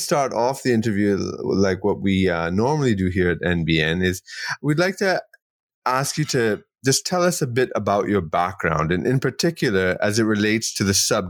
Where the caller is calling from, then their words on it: Trinidad & Tobago; Yes, well, I'm joining you from Trinidad and Tobago in the Caribbean, and the technology is connecting us as if we're in the same room.